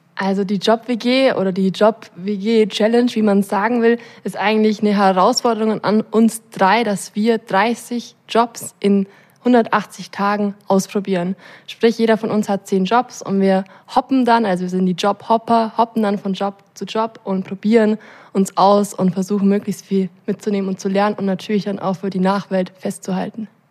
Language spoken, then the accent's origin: German; Allgäu, Bavaria, Germany; als gebürtige Allgäuerin